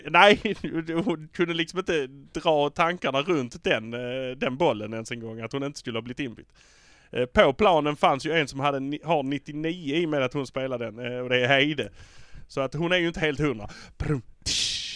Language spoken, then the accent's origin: Swedish; Malmö, Skåne, Sweden; vi är från Malmö